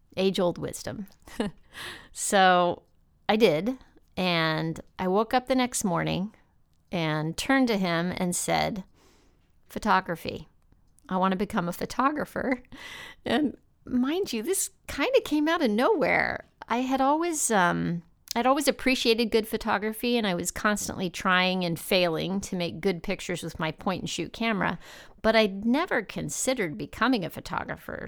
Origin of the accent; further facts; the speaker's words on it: El Paso, Texas, United States; moved away as an adult; also born or lived in Denver / New York City; my hometown in El Paso, Texas